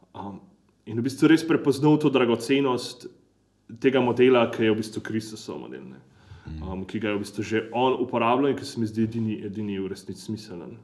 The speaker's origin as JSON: {"language": "Slovenian", "country": "Slovenia", "said": "štirje smo bili iz Slovenije"}